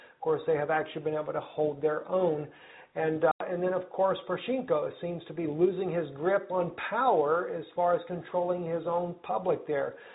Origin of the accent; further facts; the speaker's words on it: United States; I'm certainly proud of being an American